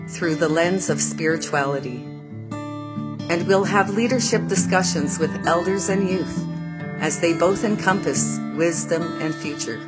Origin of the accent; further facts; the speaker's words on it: Canada; I'm from the Bear Clan and from Canada